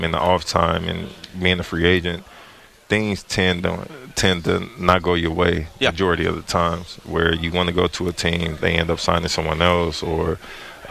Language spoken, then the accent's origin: English; Chicago, Illinois, United States; moved away; I'm from Chicago